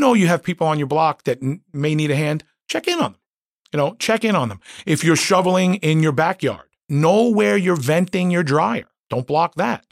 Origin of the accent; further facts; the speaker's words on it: New York City, New York, United States; I grew up in Queens.